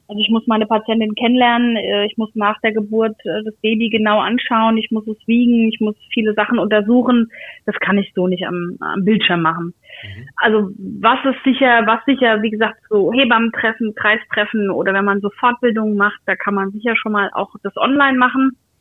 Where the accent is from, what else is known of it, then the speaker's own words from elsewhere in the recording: Aschaffenburg, Bavaria, Germany; moved away; Ich komme aus Aschaffenburg, das ist jetzt nicht so weit weg